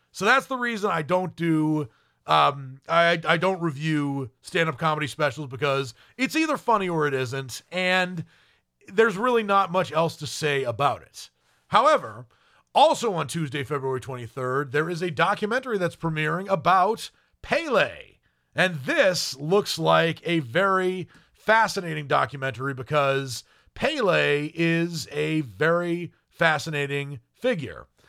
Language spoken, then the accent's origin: English; United States; an American